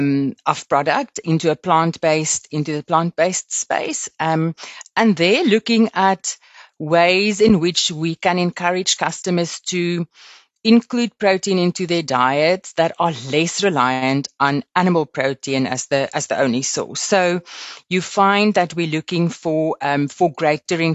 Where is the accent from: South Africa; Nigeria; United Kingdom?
South Africa; Limpopo; I grew up in Limpopo and on a farm